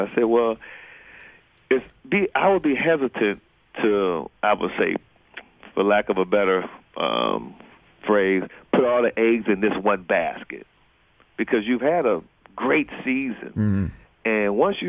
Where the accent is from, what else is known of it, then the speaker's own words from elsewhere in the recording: Cleveland, Ohio, United States; moved away as an adult; also born or lived in Ann Arbor, Michigan; Born and raised in Cleveland, Ohio.